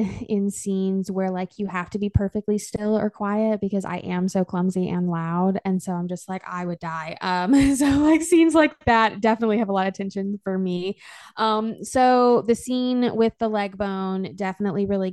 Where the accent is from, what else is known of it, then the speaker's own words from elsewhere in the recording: Arkansas, United States; my home state